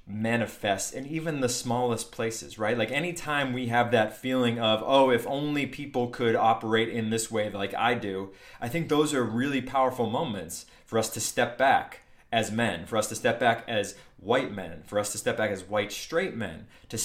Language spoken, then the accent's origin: English; New Hampshire, United States; moved away; for somebody from New Hampshire, growing up in New Hampshire, this was a big deal back in the day when I lived there.